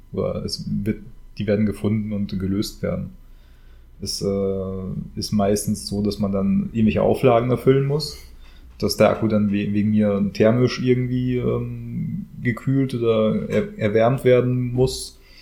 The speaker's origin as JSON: {"language": "German", "country": "Germany", "said": "bei uns in Deutschland."}